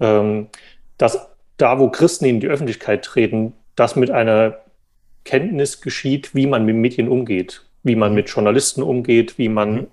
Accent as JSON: {"language": "German", "region": "Saxony", "country": "Germany", "tie": "born or raised there", "also_born_or_lived": "Jena", "moved": "as an adult", "lives_now": "Frankfurt, Germany", "said": "Ich bin da noch in der DDR geboren und bin dann in Sachsen aufgewachsen"}